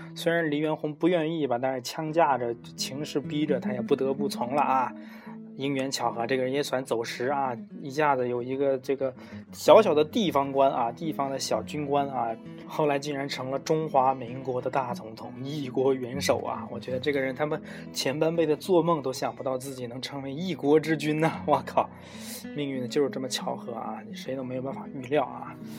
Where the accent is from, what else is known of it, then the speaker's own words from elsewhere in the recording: China; 我们中国人